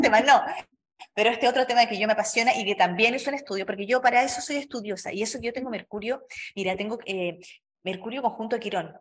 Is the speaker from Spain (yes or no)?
no; Chile; now in Mexico; Yo vivo en México, soy chilena, pero vivo en México